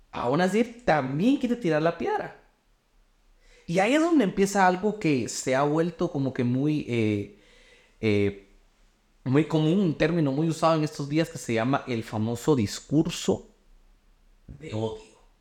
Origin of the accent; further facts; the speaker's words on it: Guatemala; yo soy de Guate